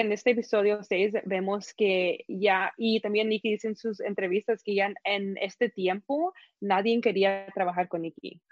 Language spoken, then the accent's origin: Spanish; Guatemala; yo soy Guatemala